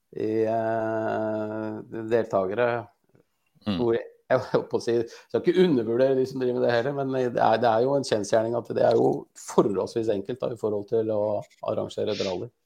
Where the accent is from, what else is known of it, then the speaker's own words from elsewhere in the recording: Askim, Østfold, Norway; also born or lived in Sarpsborg; Jeg er jo fra Askim